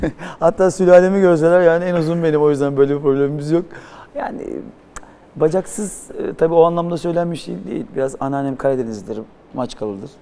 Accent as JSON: {"language": "Turkish", "region": "Istanbul", "country": "Turkey", "tie": "born or raised there", "said": "ben büyüdüğüm yer Yedikule"}